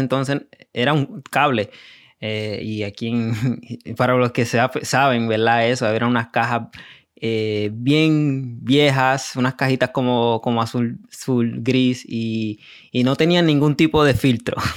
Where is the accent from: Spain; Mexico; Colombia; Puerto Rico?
Puerto Rico; also born or lived in New York; vengo de Puerto Rico, eh, nací en Nueva York. Eh, y de ahí me crié en Puerto Rico